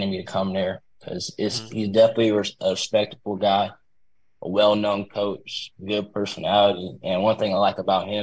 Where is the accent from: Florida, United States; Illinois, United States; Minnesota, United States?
Florida, United States; now in Georgia, United States; I'm from Florida